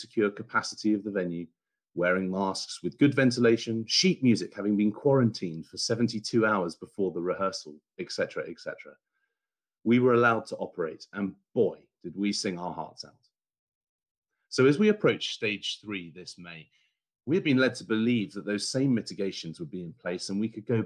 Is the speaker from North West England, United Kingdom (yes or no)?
no; Bury St Edmunds, East of England, United Kingdom; an amateur singer in my hometown of Bury St Edmunds